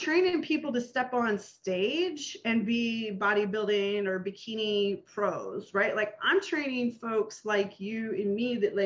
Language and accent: English; Nebraska, United States; moved away; growing up in Nebraska